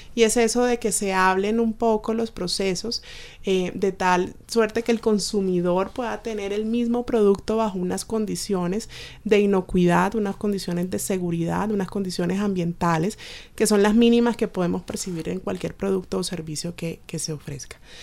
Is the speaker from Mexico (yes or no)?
no; Colombia; nuestros servicios en Colombia